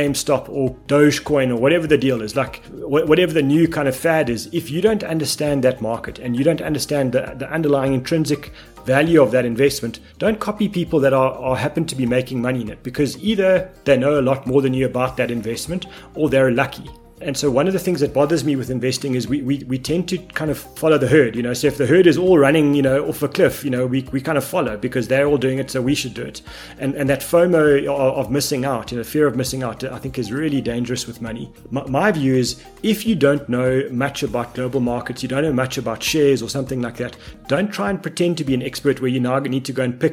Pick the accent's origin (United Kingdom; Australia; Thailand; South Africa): South Africa; being South African